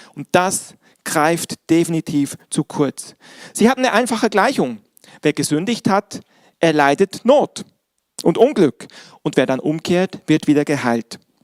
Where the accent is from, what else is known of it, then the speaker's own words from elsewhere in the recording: Bern, Switzerland; moved away; Ich bin, wie ihr wisst, in der Schweiz groß geworden